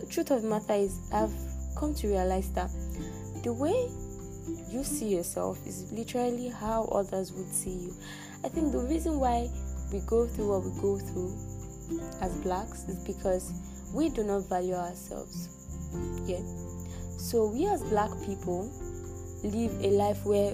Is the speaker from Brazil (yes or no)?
no; Nigeria; I'm from Nigeria